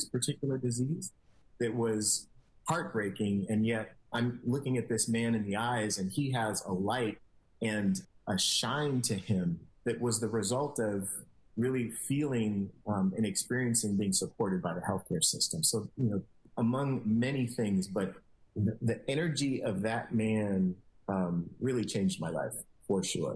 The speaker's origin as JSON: {"language": "English", "town": "San Francisco", "region": "California", "country": "United States", "tie": "born or raised there", "said": "I'm a San Francisco native, so I grew up in the city"}